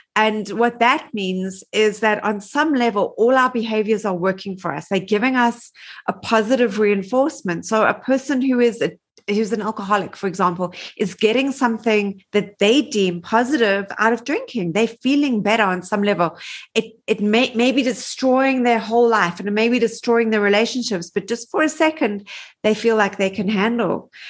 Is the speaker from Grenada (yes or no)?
no; Johannesburg, Gauteng, South Africa; also born or lived in New York; I am from Johannesburg, South Africa. Um, I've lived here my whole life.